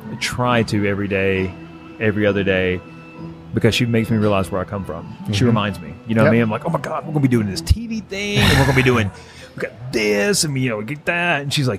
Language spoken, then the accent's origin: English; the South, United States; accent: Southern; I was made fun of so bad for my Southern accent.